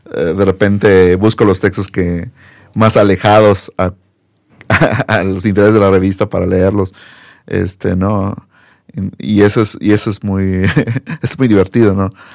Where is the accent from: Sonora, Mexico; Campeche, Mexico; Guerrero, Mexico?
Campeche, Mexico; moved away as an adult; also born or lived in Puebla; now in Mexico City, Mexico; yo soy de Campeche